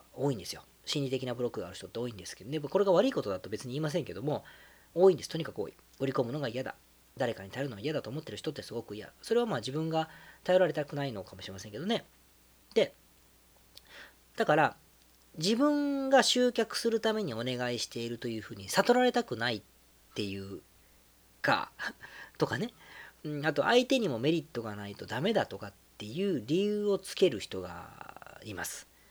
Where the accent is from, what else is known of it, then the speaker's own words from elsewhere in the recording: Osaka, Japan; moved away; 自分の実家が大阪